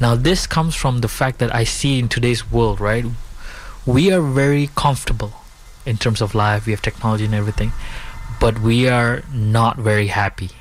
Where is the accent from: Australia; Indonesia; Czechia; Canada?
Indonesia; Bali; also born or lived in India; So, I was born in Indonesia. My parents are from India. I was born, I live in Bali